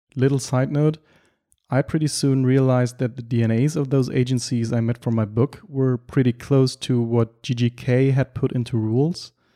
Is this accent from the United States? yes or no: no; Germany; English is a second language; also born or lived in Berlin / Düsseldorf; I'm from Germany and I live and work in Berlin